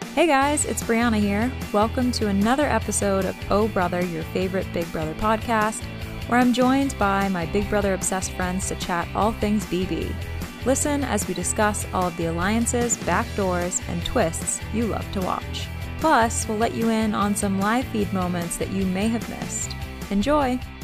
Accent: Massachusetts, United States; we're from Mass

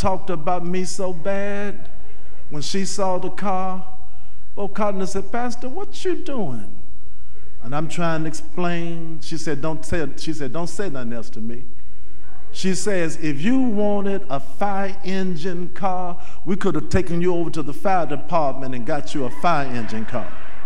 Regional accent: Nashville, Tennessee, United States; moved away as an adult; now in Louisville, United States; I went home to Nashville for something. And I saw a friend of mine that graduated from high school with my oldest sister

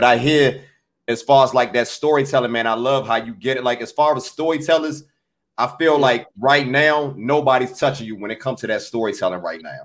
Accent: Washington, District of Columbia, United States; I'm from Washington, D.C.

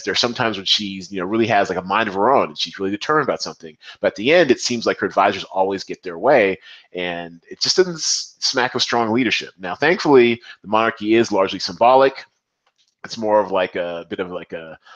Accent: United States; as an American

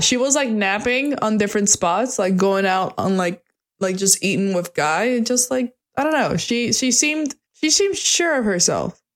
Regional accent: United States; I'm American.

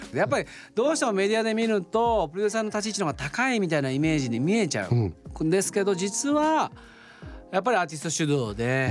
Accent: Oita, Japan; 大分県出身なので

